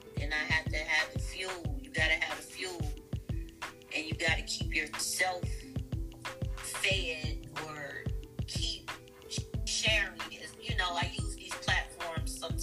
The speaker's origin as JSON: {"language": "English", "town": "Washington", "region": "District of Columbia", "country": "United States", "moved": "yes", "lives_now": "Ohio, United States", "said": "I'm from Washington, D.C. originally. I live in Ohio now."}